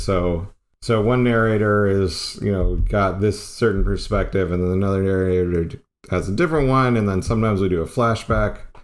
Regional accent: Arizona, United States; I grew up in Arizona

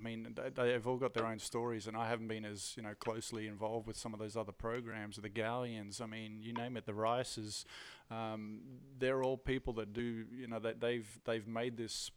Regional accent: Australia; also born or lived in Netherlands; I was born in Australia, but lived in Holland for a little while as well.

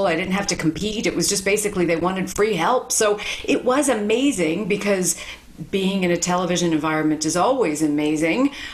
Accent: New York City, New York, United States; moved away; also born or lived in Bhutan; I was a kid from Brooklyn who'd never imagined that I could work in television.

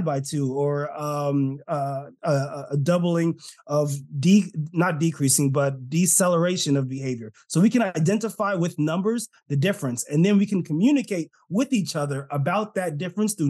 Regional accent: California, United States; I'm Californian. Apparently, Californians don't say our T's.

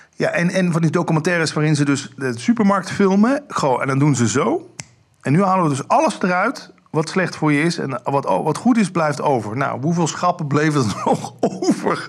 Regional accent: Limburg, Netherlands; Ik kom uit Limburg

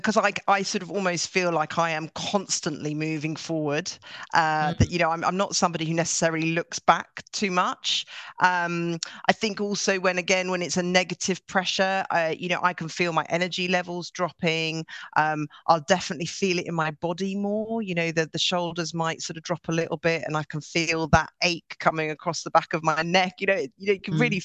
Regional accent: Norway; now in London, United Kingdom; I grew up in Norway, and I grew up with parents who ran their own business

